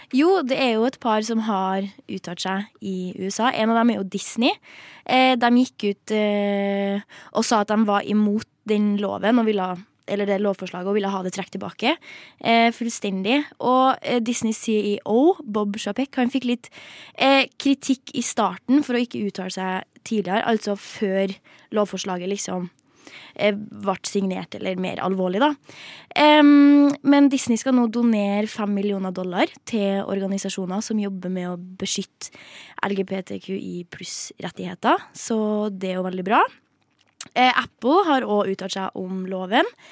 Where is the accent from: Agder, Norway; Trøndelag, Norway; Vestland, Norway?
Trøndelag, Norway; Jeg er jo trønder